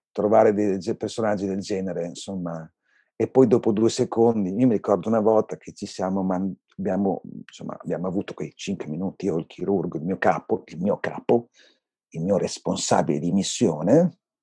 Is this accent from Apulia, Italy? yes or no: no; Bologna, Emilia-Romagna, Italy; Io non ho scelto di vivere a Bologna perché sono di Bologna.